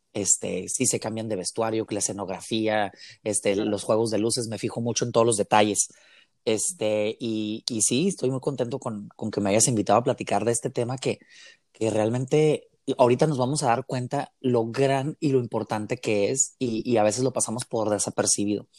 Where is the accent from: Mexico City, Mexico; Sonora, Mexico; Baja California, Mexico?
Baja California, Mexico; Mexicali; que soy originario aquí de Mexicali, Baja California